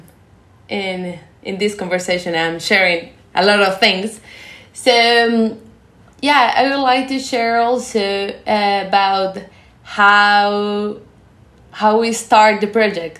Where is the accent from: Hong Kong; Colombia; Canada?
Colombia; moved away as an adult; now in Japan; I'm from Colombia